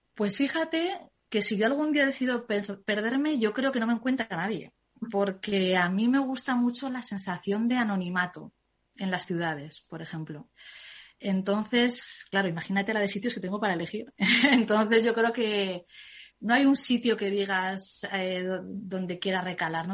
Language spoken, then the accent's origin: Spanish; Zaragoza, Aragon, Spain; soy de Zaragoza